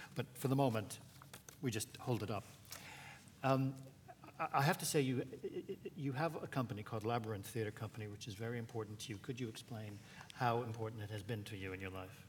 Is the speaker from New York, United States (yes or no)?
yes; New York, United States; I'm a New Yorker like Stephen